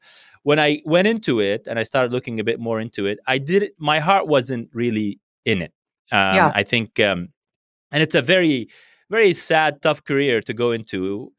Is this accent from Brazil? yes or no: yes; Brazil; born there; And then I was born in Brazil.